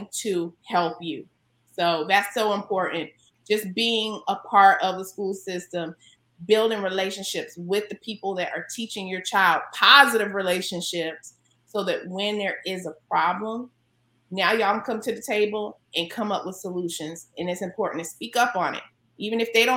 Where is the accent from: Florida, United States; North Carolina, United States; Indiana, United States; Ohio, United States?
North Carolina, United States; now in California, United States; North Carolina, where I'm from